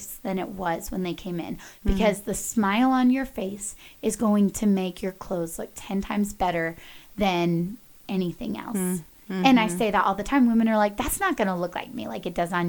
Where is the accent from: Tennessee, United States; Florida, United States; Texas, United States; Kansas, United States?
Texas, United States; Dallas; moved away as an adult; now in Colorado, United States; I grew up in Dallas, very fashion forward area